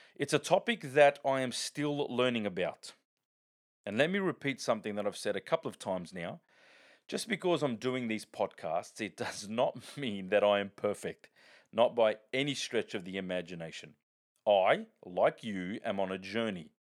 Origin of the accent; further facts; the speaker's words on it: Sydney, New South Wales, Australia; I grew up in the Bronx of, of Sydney known as Parramatta